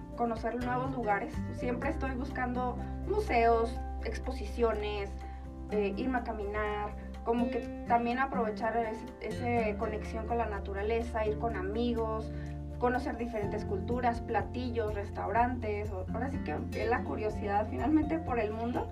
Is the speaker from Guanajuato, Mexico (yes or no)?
no; Chihuahua, Mexico; moved away as an adult; also born or lived in Colorado Springs, United States / Ireland; now in Mexico City, Mexico; yo soy originaria de aquí, de Chihuahua, de la capital